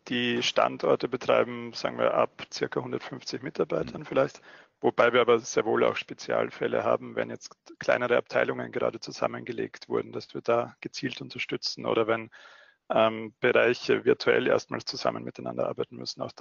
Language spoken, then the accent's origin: German; Austria; Man hört es noch leicht in meiner Stimme. Ich bin äh, Österreicher. Ich wohne in Wien und betreibe unser Wiener Büro, habe aber auch vier Jahre lang in Deutschland gearbeitet, weshalb sich alles ein bisschen vermischt hat schon.